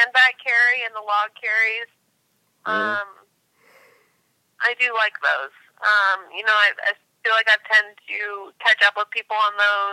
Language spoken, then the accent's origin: English; Massachusetts, United States; moved away as an adult; also born or lived in Charlotte, North Carolina; I grew up in Massachusetts and then was pulled down here on track scholarship to UNC Charlotte